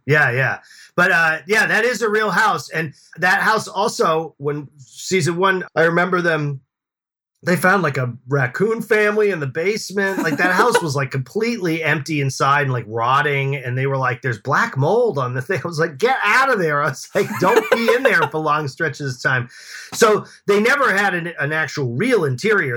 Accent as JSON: {"language": "English", "town": "Boston", "region": "Massachusetts", "country": "United States", "tie": "born or raised there", "said": "I grew up in Boston"}